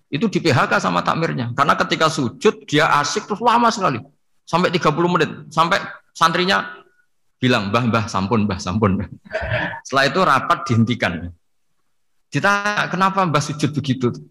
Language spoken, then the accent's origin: Indonesian; Pantura, Indonesia; Kalau bahasa orang Pantura, saya ini orang Pantura, jadi kalau ngomong lebih lebih keras, lebih vulgar.